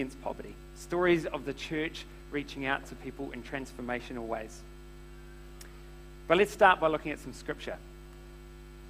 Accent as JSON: {"language": "English", "town": "Tauranga", "region": "Bay of Plenty", "country": "New Zealand", "tie": "born or raised there", "said": "So I was brought up in Tauranga"}